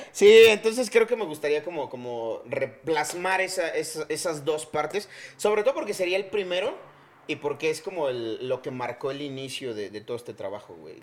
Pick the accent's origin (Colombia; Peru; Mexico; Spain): Mexico; Chiapas; moved away; soy de Chiapas